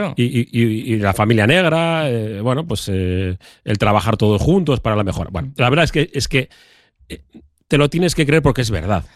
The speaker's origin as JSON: {"language": "Spanish", "town": "Bilbao", "region": "Basque Country", "country": "Spain", "said": "vivimos aquí, ¿no? Somos de Bilbao y no estamos en Estados Unidos."}